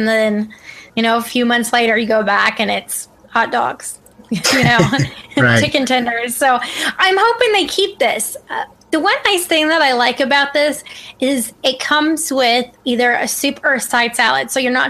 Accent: Ohio, United States; I grew up in Ohio.

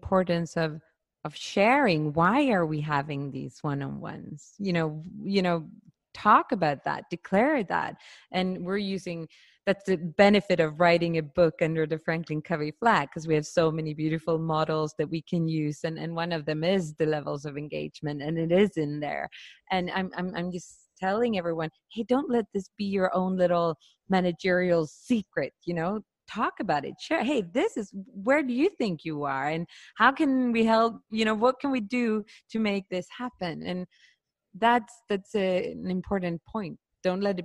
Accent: Sweden; I grew up in Sweden

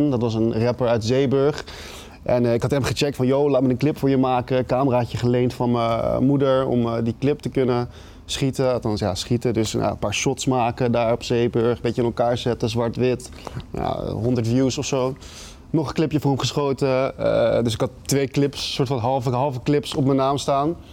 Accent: Amsterdam, North Holland, Netherlands; Nee, ik kwam uit Jordaan. Uit het oh. centrum kom ik.

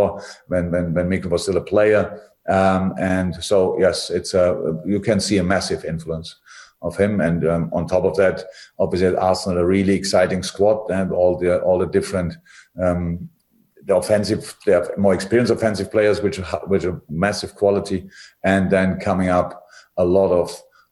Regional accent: Germany; moved away; I come from Germany. I'm educated in a completely different system

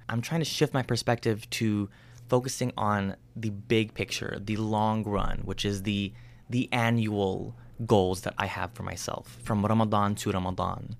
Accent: United States; someone like me who was born and raised in the States

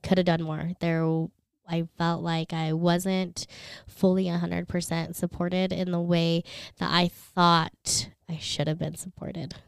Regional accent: Philippines; moved away; I was born in the Philippines.

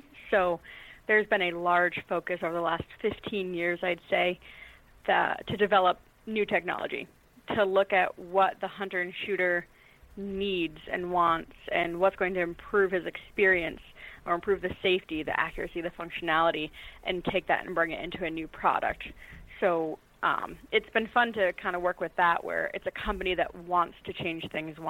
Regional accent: New England, United States; I grew up in New England, which tends to have some varying opinions on them.

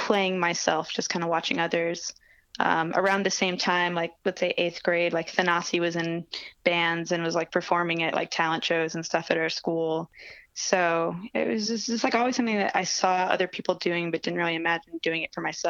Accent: Connecticut, United States; also born or lived in New York City, New York; my parents moved to Connecticut, just outside the city. And that's where I grew up

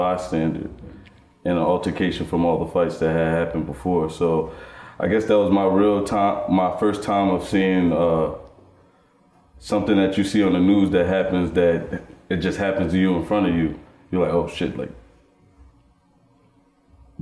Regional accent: Irvington, New Jersey, United States; also born or lived in Union, New Jersey; I grew up in the Union Township system of Union, New Jersey, which was would be considered suburbia

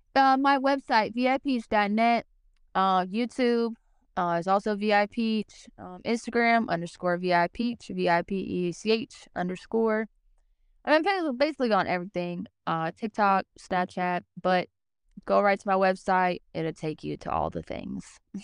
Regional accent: Cincinnati, Ohio, United States; I grew up in Cincinnati, Ohio, born and raised.

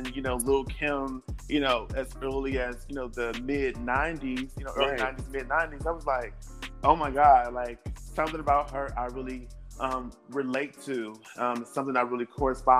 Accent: Milwaukee, Wisconsin, United States; being a Black gay male growing up in Milwaukee, Wisconsin

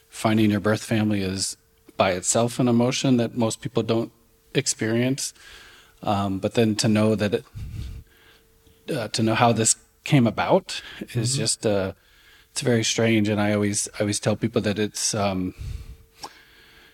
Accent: California, United States; I was born in California

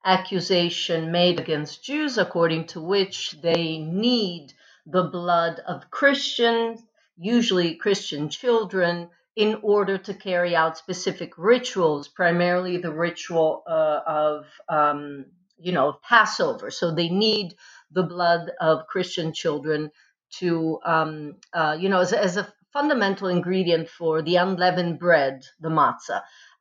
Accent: Modena, Emilia-Romagna, Italy; moved away; I was actually born in the land of balsamic vinegar. I grew up in the land of balsamic vinegar and Pavarotti. So I'm from Italy and I grew up in Modena.

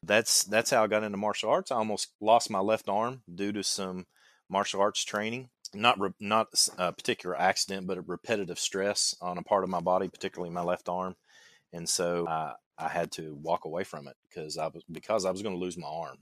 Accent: Kentucky, United States; accent: twang; I know I've got a twang in my voice, and I'm from Kentucky

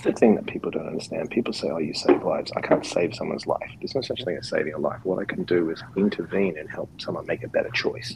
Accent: Perth, Western Australia, Australia; moved away; also born or lived in New York City; I was born in Perth, which is the most isolated capital city in the world

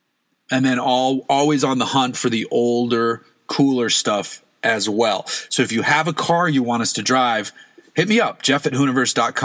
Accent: coastal New England, United States; moved away; Growing up in New England, it's born into you to love boats. Coastal New England, you have to love boats

